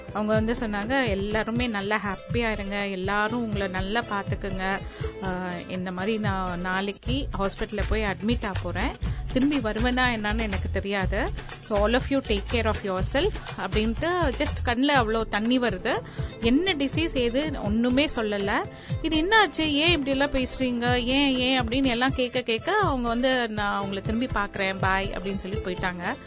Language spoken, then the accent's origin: Tamil; Ooty, Tamil Nadu, India; now in Coimbatore, India; basically I'm from ஊட்டி இப்போ ரொம்ப வருஷமா இங்க கோயம்புத்தூர்ல தான் இருக்கேன்